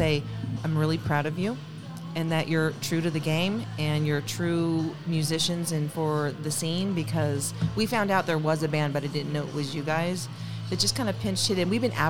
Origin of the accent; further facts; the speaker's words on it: Pacifica, California, United States; moved away; also born or lived in Sacramento; I was born and raised in Pacifica.